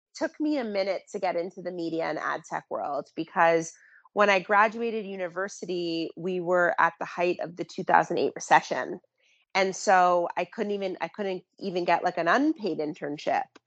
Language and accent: English; Toronto, Ontario, Canada; also born or lived in California; I was born and raised in Toronto